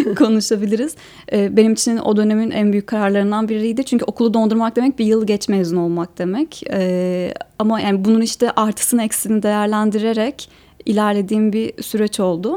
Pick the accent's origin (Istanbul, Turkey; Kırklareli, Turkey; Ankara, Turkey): Ankara, Turkey; moved away as an adult; also born or lived in Eskişehir; Ben Ankara'da doğdum